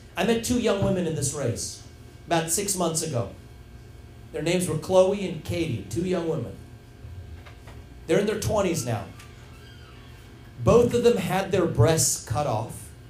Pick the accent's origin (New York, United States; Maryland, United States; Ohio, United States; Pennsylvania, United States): Ohio, United States; I grew up in Ohio in the 1990s